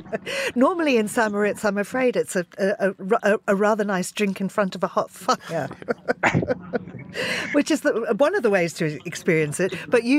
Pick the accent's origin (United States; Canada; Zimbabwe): Zimbabwe; moved away; for me growing up in Zimbabwe